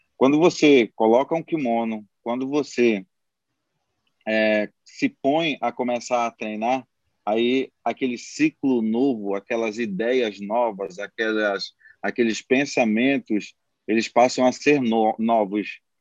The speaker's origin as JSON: {"language": "Portuguese", "region": "Amapá", "country": "Brazil", "moved": "as an adult", "lives_now": "Maranhão, Brazil", "said": "Eu sou do Amapá, mas moro aqui no Maranhão já há 10 anos"}